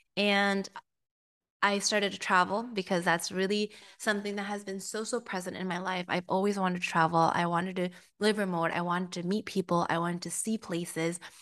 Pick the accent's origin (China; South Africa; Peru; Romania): Peru; moved away; also born or lived in United States; I am from Peru, so I'm very Hispanic as well